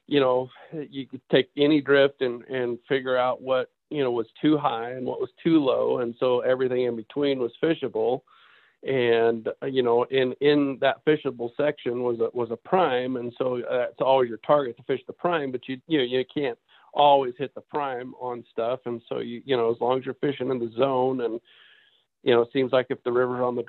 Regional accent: Southern Oregon, United States; I grew up in Southern Oregon

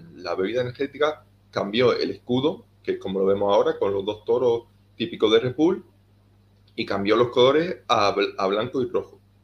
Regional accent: Cáceres, Extremadura, Spain; soy un chico español de Cáceres.

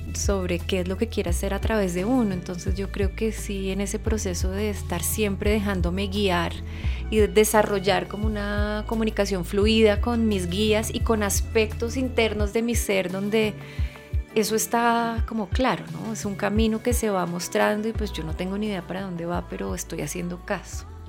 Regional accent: Colombia; nací en Colombia, soy mujer

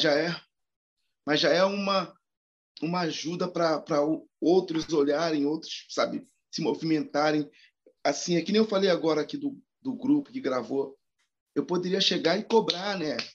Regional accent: Rio de Janeiro, Brazil; moved away as an adult; now in São Paulo, Brazil; eu sou carioca, né? Mas eu moro há oito anos no, em São Paulo

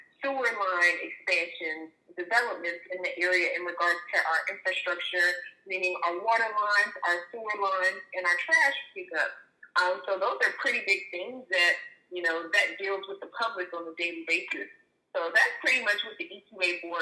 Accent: Jacksonville, Florida, United States; moved away as an adult; now in Pensacola, United States; So I'm originally from Jacksonville, Florida. I've been living here in Pensacola for about 9 years now

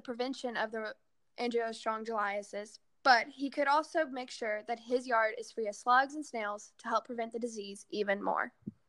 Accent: a small town outside of Dallas, Texas, United States; I am from a small town outside of Dallas, Texas.

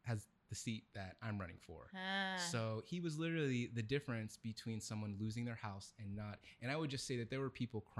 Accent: Vallejo, California, United States; moved away as an adult; now in Sacramento, United States; growing up in Vallejo

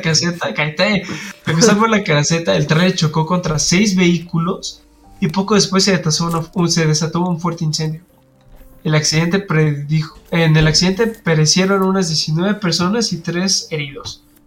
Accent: Mexico; como buen mexicano

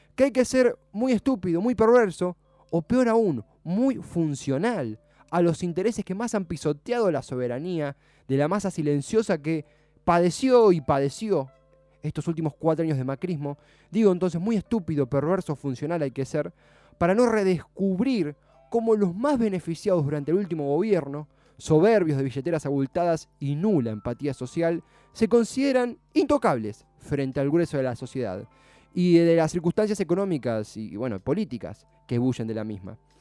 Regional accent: Argentina; nuestro país

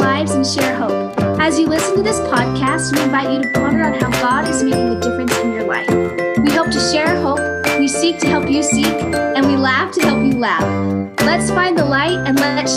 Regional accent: Show Low, Arizona, United States; moved away; also born or lived in Red Mesa, Arizona; And I had grown up and was born and raised in Sholo, Arizona.

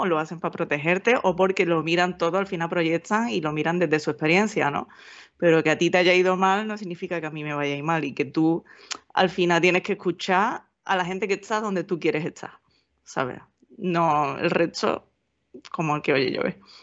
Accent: Seville, Andalusia, Spain; moved away as an adult; also born or lived in Valencia / United Kingdom; el sitio que te llevan de pequeño, cuando estás en Sevilla, te llevan de excursión

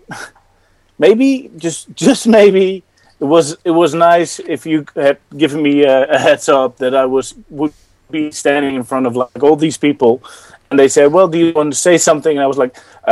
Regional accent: Netherlands; I'm from the Netherlands.

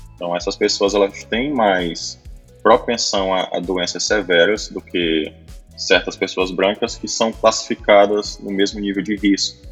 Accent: Piauí, Brazil; Sou do Piauí, falo diretamente aqui de Periperi, próximo a Teresina

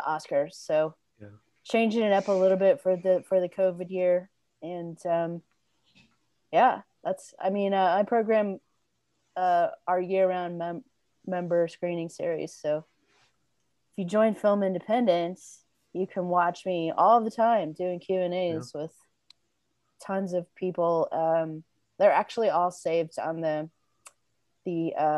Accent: Southern Illinois, United States; now in Los Angeles, United States; I've been living in my hometown in Southern Illinois since September

